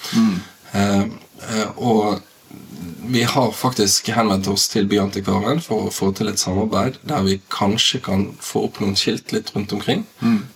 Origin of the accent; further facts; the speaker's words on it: Bergen, Vestland, Norway; also born or lived in Askøy / Laksevåg; now in Bergen, Norway; jeg er oppvokst i Arna.